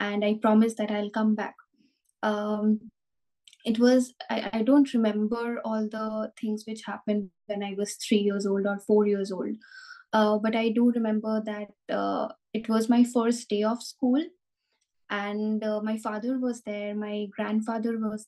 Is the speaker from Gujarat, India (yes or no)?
no; Kolkata, West Bengal, India; moved away as an adult; now in Berlin, Germany; I'm originally from India. Kolkata is my hometown.